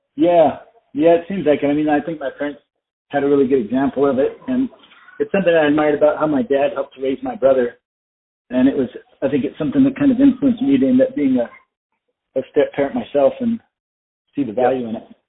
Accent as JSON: {"language": "English", "town": "Flagstaff", "region": "Arizona", "country": "United States", "tie": "born or raised there", "also_born_or_lived": "South Carolina / Colorado", "said": "I was born and raised in Arizona, and I, I grew up in Flagstaff."}